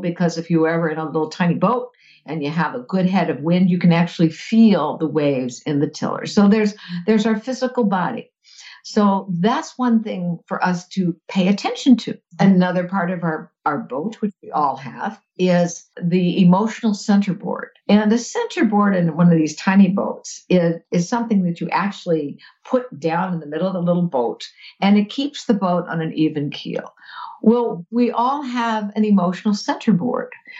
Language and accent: English; Fort Lauderdale, Florida, United States; as a kid, I grew up in South Florida, in Fort Lauderdale.